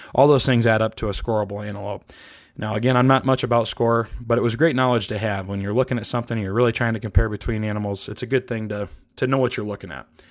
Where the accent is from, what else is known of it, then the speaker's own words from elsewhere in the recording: Iowa, United States; moved away as an adult; also born or lived in East Coast; now in Montana, United States; I grew up in the Midwest in Iowa